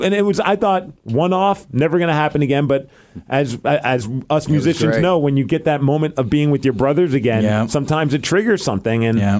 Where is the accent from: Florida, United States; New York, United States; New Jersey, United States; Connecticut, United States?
New York, United States; born or raised there; moved away as an adult; now in Seattle, United States